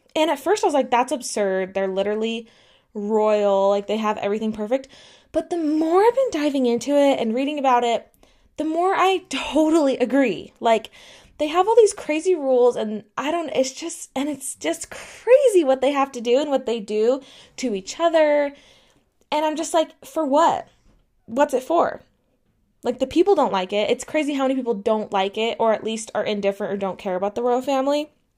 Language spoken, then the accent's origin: English; United States; I'm an American